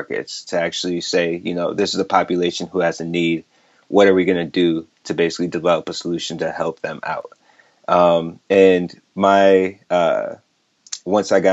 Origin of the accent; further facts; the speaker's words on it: St. Paul, Minnesota, United States; moved away as an adult; also born or lived in New York; I grew up in the Midwest, St. Paul, Minnesota, as a first generation Nigerian.